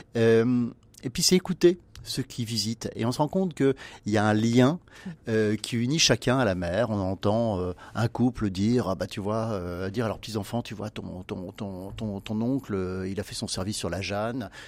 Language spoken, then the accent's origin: French; Brittany, France; en tant que breton